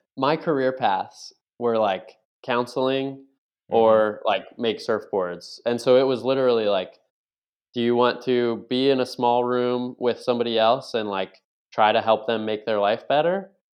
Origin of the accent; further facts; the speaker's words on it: Buffalo, New York, United States; moved away as an adult; now in Virginia Beach, United States; I grew up in Buffalo, New York, primarily.